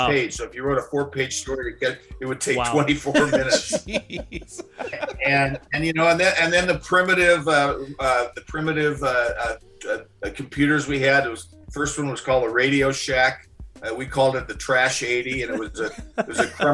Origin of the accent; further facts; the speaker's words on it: Corvallis, Oregon, United States; also born or lived in Portland, Oregon; I grew up in Corvallis, and that's about an hour and a half out of Portland